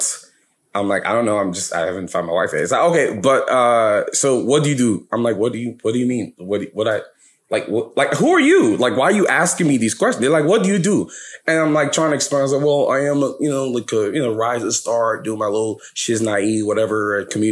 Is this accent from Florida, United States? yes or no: no; New York City, New York, United States; also born or lived in Lagos, Nigeria; I was born in America, in New York. I'm from New York, New York, New York, where we at? BK, Brooklyn house, nobody? All right, okay. Well, I was born in Brooklyn